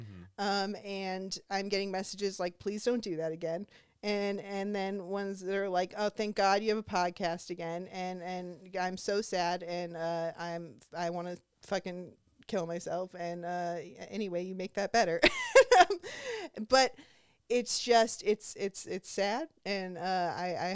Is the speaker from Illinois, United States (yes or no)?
no; Orange County, California, United States; I'm from Orange County.